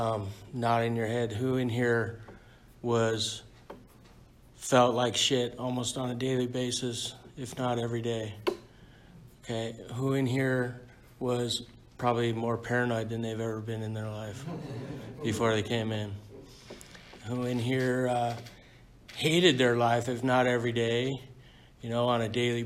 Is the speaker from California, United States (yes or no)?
yes; San Diego, California, United States; I was born and raised in San Diego